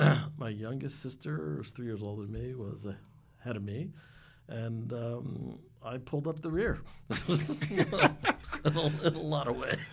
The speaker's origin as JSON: {"language": "English", "town": "White Plains", "region": "New York", "country": "United States", "tie": "born or raised there", "said": "I'm from White Plains, New York. Born and raised."}